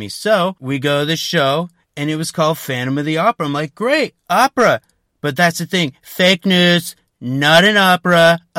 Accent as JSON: {"language": "English", "town": "Queens", "region": "New York", "country": "United States", "said": "I lived in New York, I'm from Queens"}